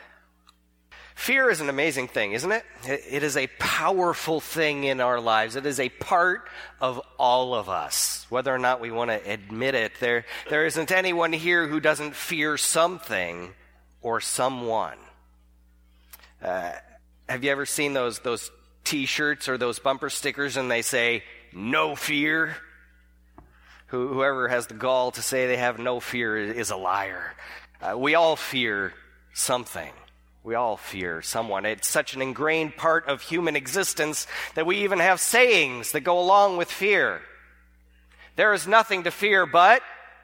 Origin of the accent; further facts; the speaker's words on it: California, United States; I'm from California